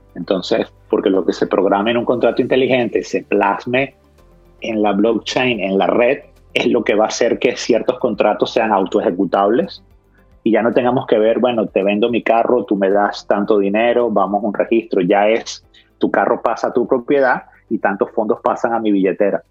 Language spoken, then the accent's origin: Spanish; Caracas, Capital District, Venezuela; moved away as an adult; also born or lived in Australia; Yo estudié primaria, secundaria y, y los primeros años de universidad en Caracas